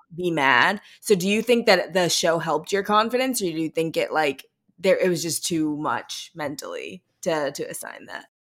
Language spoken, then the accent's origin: English; Missouri, United States; we're from Missouri